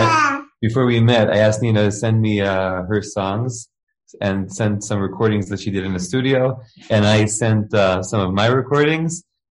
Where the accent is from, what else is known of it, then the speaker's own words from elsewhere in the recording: Israel; also born or lived in New York; I was actually, I made Aliyah to Israel. I moved to Israel when I was 5 years old from New York. I was a big Zionist. I moved with my family. And so I've been living in Israel since I'm five.